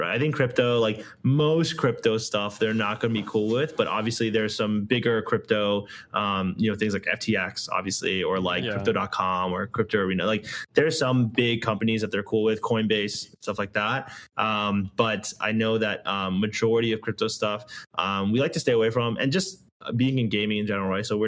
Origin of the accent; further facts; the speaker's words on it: United States; I grew up here. I was born here, you know, in right outside of DC.